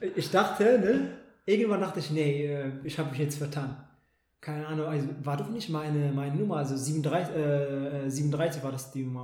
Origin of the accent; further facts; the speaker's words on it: Ethiopia; now in Germany; in meiner Heimat